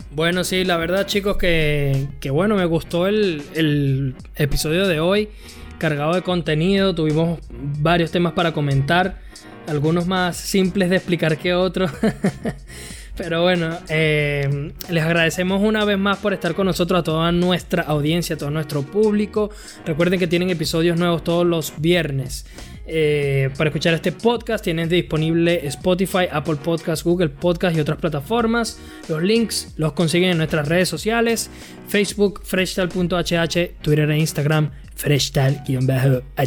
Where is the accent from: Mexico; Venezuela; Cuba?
Venezuela; yo como venezolano